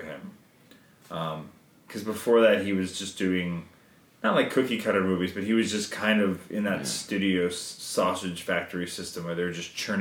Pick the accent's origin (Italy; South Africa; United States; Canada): Canada; we're Canadian filmmakers